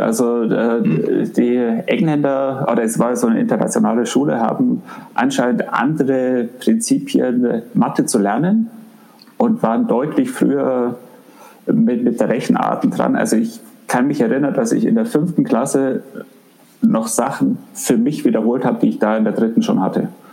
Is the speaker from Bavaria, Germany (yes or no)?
yes; Augsburg, Bavaria, Germany; also born or lived in Africa / Düsseldorf; wir sind dann äh, zurückgekommen nach Augsburg, ähm, wobei ich davor nie in Augsburg war und äh, habe dann hier den letzten Teil meiner Grundschule und die Schullaufbahn gemacht